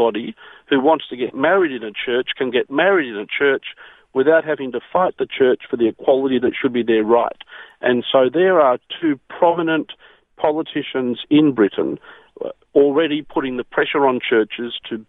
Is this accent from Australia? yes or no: yes; Australia; me as an Australian